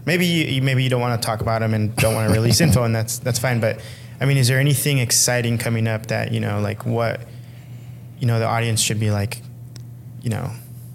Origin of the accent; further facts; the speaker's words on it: Los Angeles, California, United States; now in Portland, United States; I'm from Los Angeles, and Los Angeles is like, it's great, but there's smog everywhere. There's no like real scenery. It's just buildings or the beach.